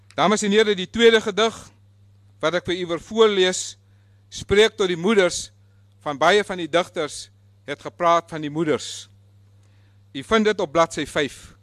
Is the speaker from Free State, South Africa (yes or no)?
no; West Coast, Western Cape, South Africa; first language Afrikaans; moved away as an adult; now in Cape Town, South Africa; Ek kom van die Weskus. Ons praat net Afrikaans.